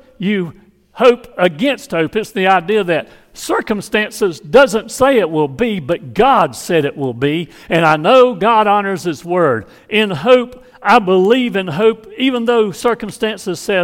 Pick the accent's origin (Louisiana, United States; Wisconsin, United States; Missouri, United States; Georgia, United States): Georgia, United States; Hazlehurst; from my hometown of Hazelhurst, Georgia